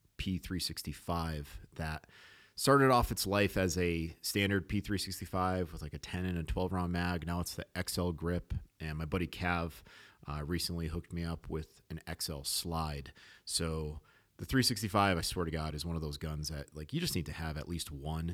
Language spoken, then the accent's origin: English; New England, United States; also born or lived in Alaska; I grew up in New England